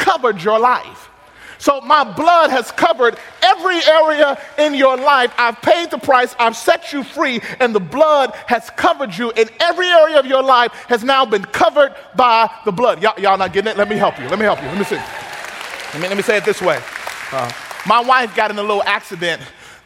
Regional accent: Mississippi, United States; I'm from Mississippi

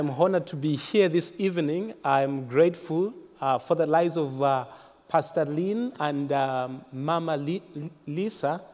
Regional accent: Zambia; I was born in Zambia. Zambia is a nation in the southern part of Africa, central southern part of Africa, and that's where I come from

